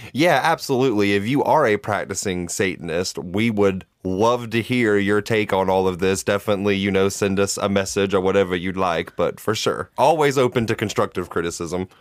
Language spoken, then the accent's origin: English; Georgia, United States; We are from Georgia. That is our home state